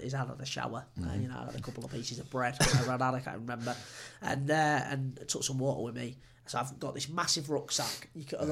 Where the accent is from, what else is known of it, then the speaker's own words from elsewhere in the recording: England, United Kingdom; I'm English